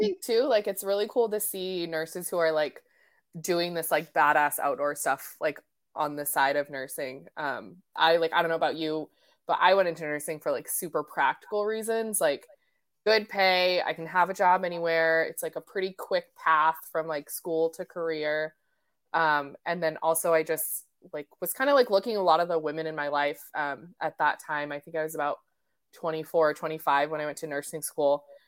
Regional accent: Colorado, United States; moved away as an adult; also born or lived in Portland / Bend; now in Olympic Peninsula, United States; I was raised in Colorado, um, and I moved out to the Northwest when I was, like, I think eighteen

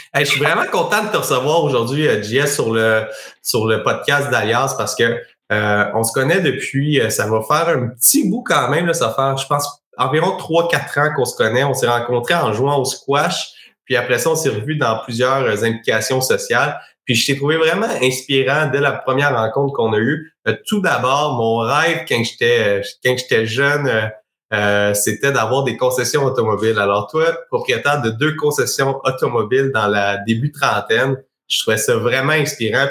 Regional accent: Sherbrooke, Quebec, Canada; moi je suis originaire de Sherbrooke

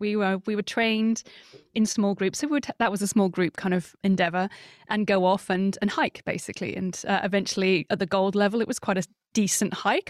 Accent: Surrey, South East England, United Kingdom; I grew up in Surrey, which is a suburban landlocked county in the U K, just, uh, southwest of London

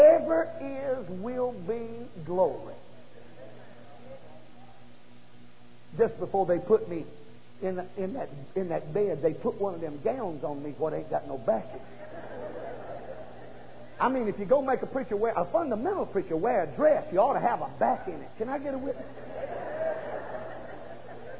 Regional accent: Bryson City, North Carolina, United States; I was born over in Bryson City in a little old holler down by Deep Creek.

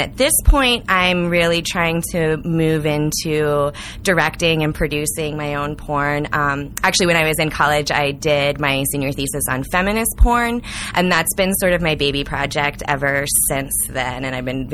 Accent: St. Louis, Missouri, United States; also born or lived in Iowa; now in Denver, United States; I'm originally from St. Louis and went to college in Iowa. And then I've been in Colorado 7 years, Denver for two of those

